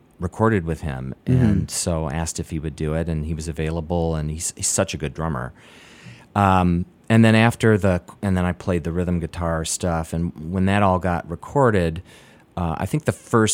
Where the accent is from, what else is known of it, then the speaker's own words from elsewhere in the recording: Michigan, United States; moved away; also born or lived in San Francisco; I'm from Michigan originally